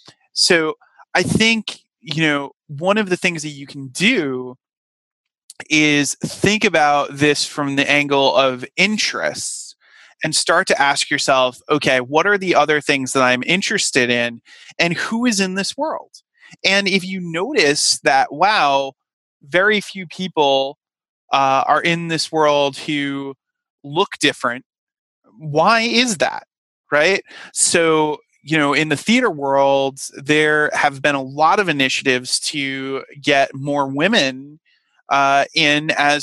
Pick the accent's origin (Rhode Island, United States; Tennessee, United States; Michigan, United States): Rhode Island, United States; I certainly had, you know, a number of jokes made about, you know, the fact that I was coming from Rhode Island and, you know, I was lucky enough to not have the Peter Griffin accent that, some of my colleagues from Rhode Island, had